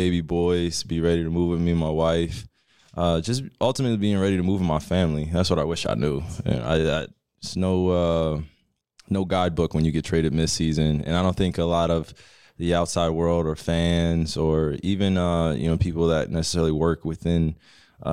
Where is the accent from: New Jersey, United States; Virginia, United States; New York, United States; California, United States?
New Jersey, United States; moved away as an adult; now in Dallas, United States; having a great environment and community in which I grew up in Jersey